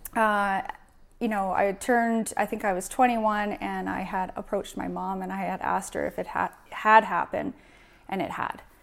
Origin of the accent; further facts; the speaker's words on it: Prince George, British Columbia, Canada; born and raised in Prince George, I grew up here my whole life.